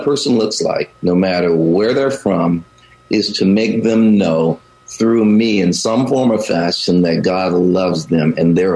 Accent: the South, United States; also born or lived in Chicago / Great Lakes, Illinois; now in Bay Area, United States; I grew up in the South.

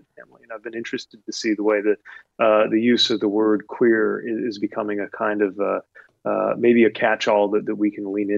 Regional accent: United States; as an American

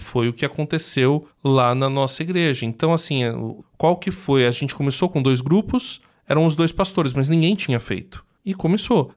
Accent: Brazil; a gente é brasileiro

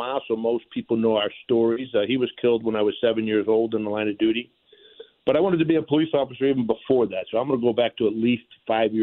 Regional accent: St. Louis, Missouri, United States; also born or lived in Pine Lawn; I grew up in North St. Louis, around Highway 70 in Goodfellow.

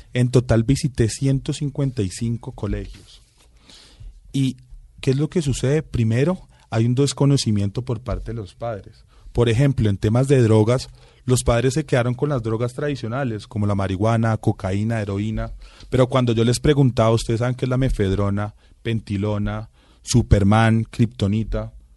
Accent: Bogotá, Colombia; mi hermano y yo sí somos rolitos

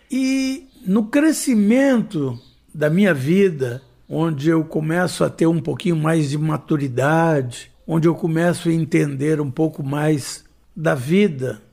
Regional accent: Goiânia, Goiás, Brazil; eu cheguei em Goiânia

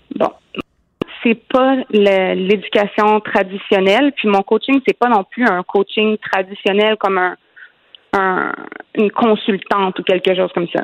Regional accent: Quebec, Canada; je suis québécoise

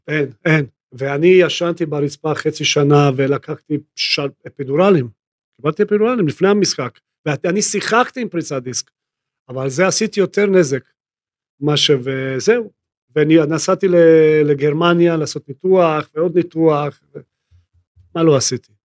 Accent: Split, Split-Dalmatia County, Croatia; Hebrew is a second language; moved away as an adult; now in Israel; אני נולדתי בספליט

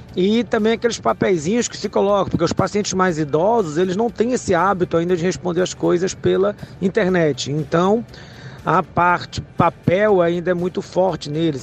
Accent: Fortaleza, Ceará, Brazil; sou de Fortaleza, Ceará.

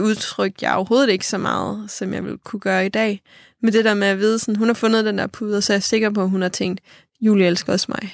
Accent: Funen, Southern Denmark, Denmark; moved away as an adult; now in Copenhagen, Denmark; hjemme på Fyn. Jeg bor i København nu

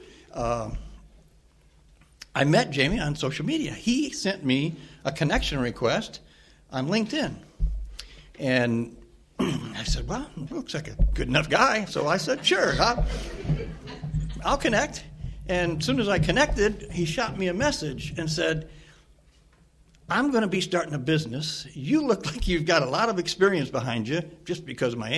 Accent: East Peoria, Illinois, United States; I come from East Peoria, which is just about an hour

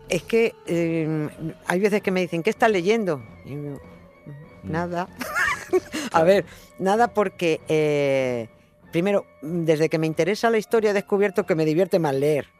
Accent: Madrid, Community of Madrid, Spain; yo vivía en un piso en Villaverde, en un barrio muy... en los extrarradios de Madrid

